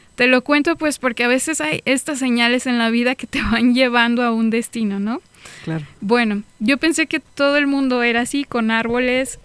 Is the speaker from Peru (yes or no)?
no; small town near Celaya, Guanajuato, Mexico; moved away as an adult; also born or lived in Tijuana; En mi pueblo es normal, tú vas al campo